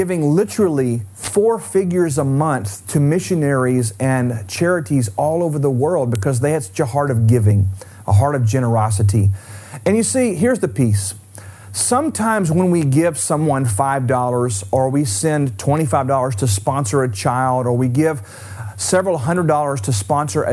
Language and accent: English; Houston, Texas, United States; I grew up in Houston, Texas